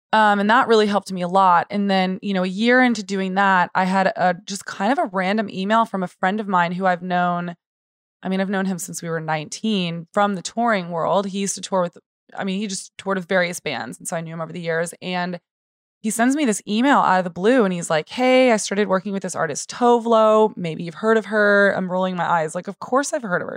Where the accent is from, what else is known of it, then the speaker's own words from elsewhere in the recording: San Antonio, Texas, United States; also born or lived in Austin; I was born and raised in San Antonio